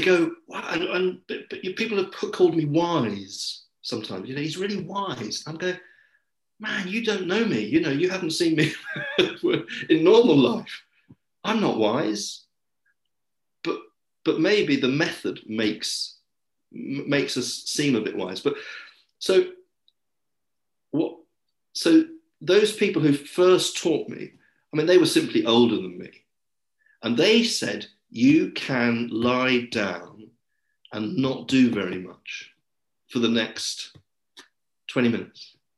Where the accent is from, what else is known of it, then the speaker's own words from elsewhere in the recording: England, United Kingdom; also born or lived in Paris / London; I am English, um, and I've always lived in the UK.